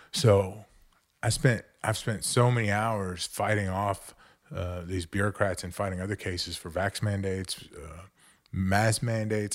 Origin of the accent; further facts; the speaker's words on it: Montgomery County, Texas, United States; also born or lived in New Orleans; I grew up right here in Montgomery County